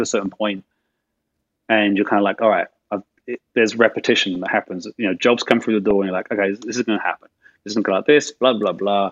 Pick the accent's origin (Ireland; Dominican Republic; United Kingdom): United Kingdom; England; being English and living my life in the 80s in England